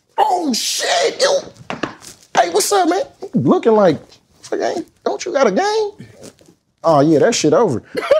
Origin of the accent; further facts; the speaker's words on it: Oakland, California, United States; I'm a Raider fan. I'm from Oakland, California.